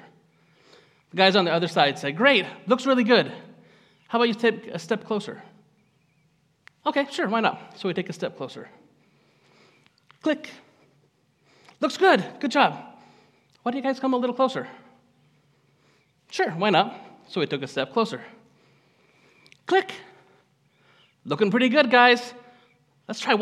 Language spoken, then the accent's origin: English; Gridley, California, United States; also born or lived in Rocklin, California; I am local. I grew up in Gridley, just down the road here.